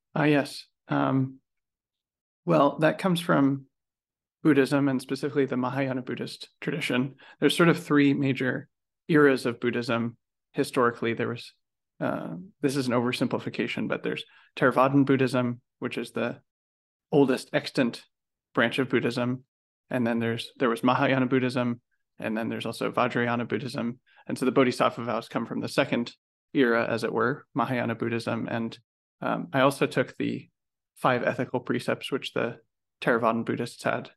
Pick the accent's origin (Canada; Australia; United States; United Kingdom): United States; as an American